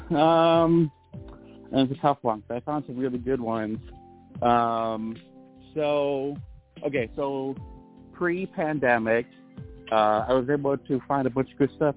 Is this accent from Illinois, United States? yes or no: yes; Illinois, United States; I've always been in Illinois